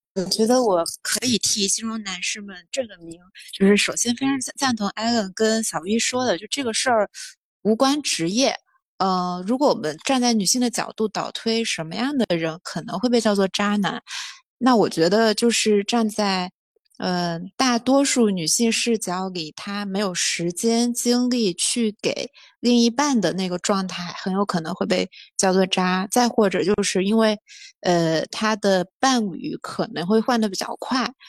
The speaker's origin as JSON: {"language": "Chinese", "region": "Jiangnan water-town area", "country": "China", "moved": "yes", "lives_now": "Beijing, China", "said": "来自比较江南水乡那个地方，然后在北京待了十年"}